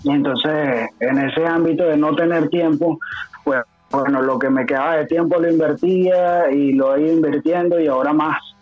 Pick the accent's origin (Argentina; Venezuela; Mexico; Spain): Venezuela; Caracas, Capital District; moved away as an adult; also born or lived in Mérida, Venezuela; now in Chile; realmente yo soy de Caracas, okay. yo soy del Junquito, yo soy Junquito